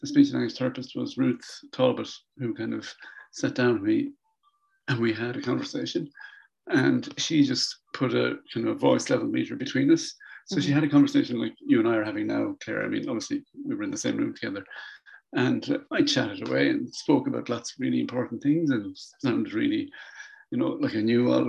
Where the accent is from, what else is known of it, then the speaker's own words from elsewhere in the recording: Ireland; I'm from Ireland